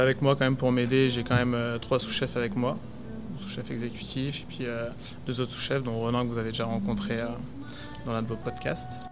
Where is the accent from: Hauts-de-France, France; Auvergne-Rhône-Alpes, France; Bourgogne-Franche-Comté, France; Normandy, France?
Bourgogne-Franche-Comté, France; Chablis; moved away as an adult; now in Montreal, Canada; j'ai été me poser donc vers chez moi à Chablis